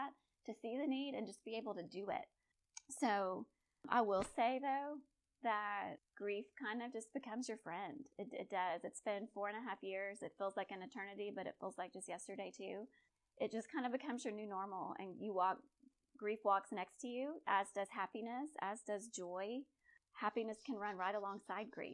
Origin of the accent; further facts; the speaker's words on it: Conroe, Texas, United States; I'm a gal from Conroe, Texas. I was Miss Cut and Shoot